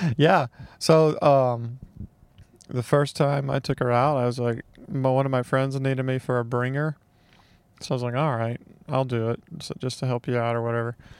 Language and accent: English; Mississippi, United States; I grew up in Mississippi